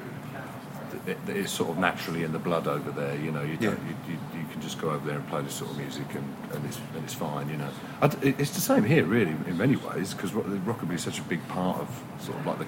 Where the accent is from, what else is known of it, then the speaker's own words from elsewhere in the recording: Bedfordshire, East of England, United Kingdom; I grew up in Bedfordshire